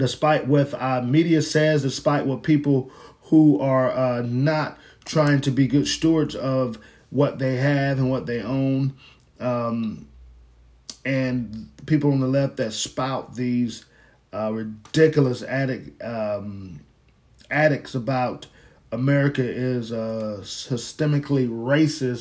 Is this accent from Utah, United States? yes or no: no; Fort Lauderdale, Florida, United States; I'm from Florida. Let me just say that I was born in Florida, Fort Lauderdale